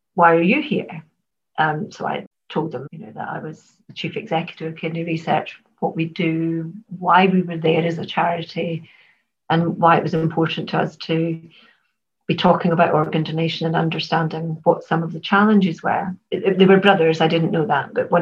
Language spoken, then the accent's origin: English; Glasgow, Scotland, United Kingdom; Glasgow's my hometown